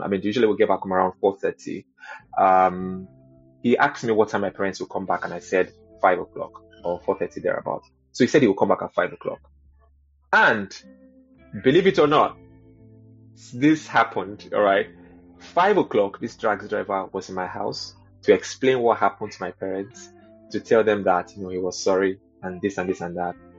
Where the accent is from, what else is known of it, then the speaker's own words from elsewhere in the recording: Lagos, Nigeria; moved away as an adult; also born or lived in Kaduna; now in United Kingdom; I grew up in Lagos, um, in the 80s